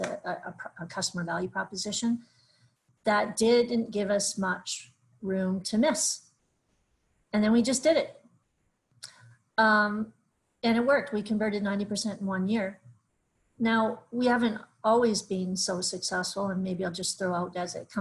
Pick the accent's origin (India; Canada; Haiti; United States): Canada; we're Canadian